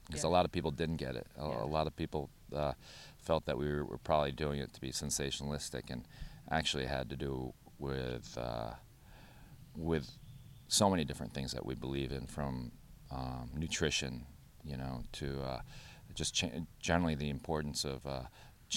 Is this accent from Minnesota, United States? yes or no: no; New Haven, Connecticut, United States; we grew up on Prospect Street, mm-hmm. Not too far from downtown. And when I was small, my mother started Mia's in the apartment at 470 Prospect Street